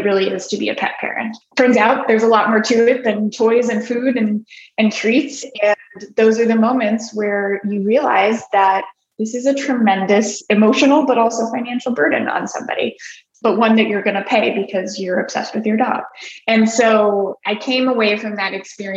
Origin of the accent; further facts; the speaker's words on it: Colorado, United States; I grew up in Colorado, surrounded by dogs